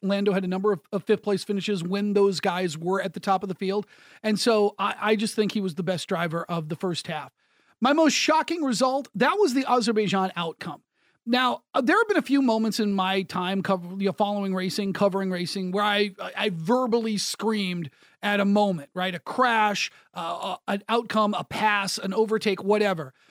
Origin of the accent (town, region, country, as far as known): United States